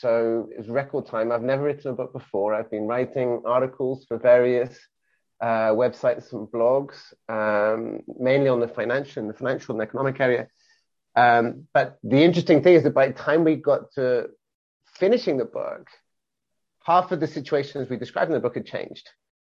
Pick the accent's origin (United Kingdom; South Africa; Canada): United Kingdom; England; also born or lived in Wales; now in Barcelona, Spain; I am I'm British, born and bred, born in Wales, brought up in England of English parents. But I've been in Barcelona for the last 21 years.